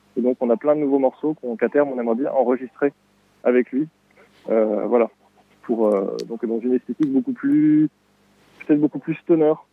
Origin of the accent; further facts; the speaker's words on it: Pau, Nouvelle-Aquitaine, France; now in Montreuil, France; on est deux être originaires de, Pau. En fait, à la base, on, avait un petit groupe de lycéens euh, à Pau